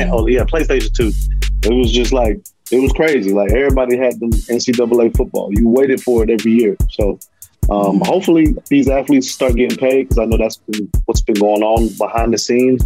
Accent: West Palm Beach, Florida, United States; also born or lived in Tampa; I'm originally from West Palm Beach, but I spend a lot of my time in Tampa

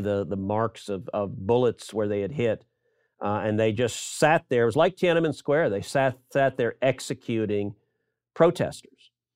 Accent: Texas, United States; I'm from Texas.

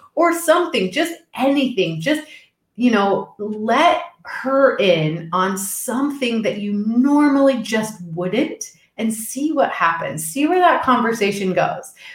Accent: Texas, United States; I'm originally from Texas

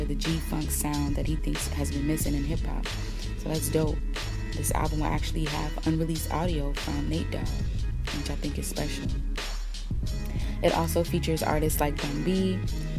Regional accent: Charleston, South Carolina, United States; my hometown, Charleston, South Carolina

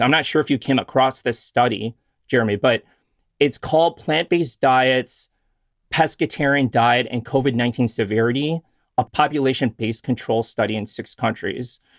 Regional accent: Chicago, Illinois, United States; I grew up in Chicago

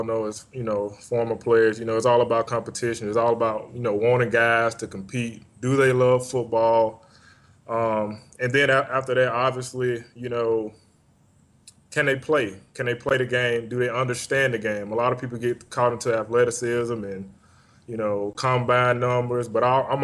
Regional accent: Birmingham, Alabama, United States; also born or lived in Tuscaloosa, Alabama; I'm originally from Birmingham, Alabama.

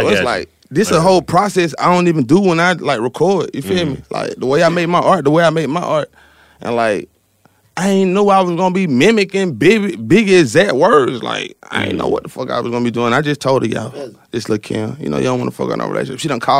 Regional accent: the South, United States; I'm from the South, like, so I ain't really just …, not my preference.

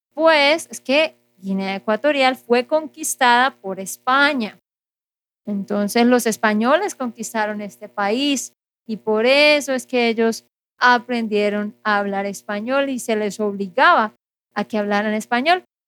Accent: Santander, Colombia; de Santander, Colombia

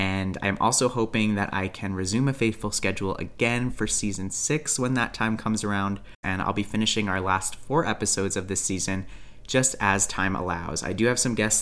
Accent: Calgary, Alberta, Canada; my hometown of Calgary, Alberta

